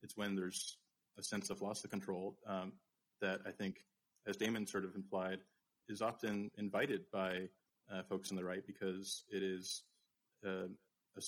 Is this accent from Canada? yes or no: yes; Canada; now in United States; my home country, Canada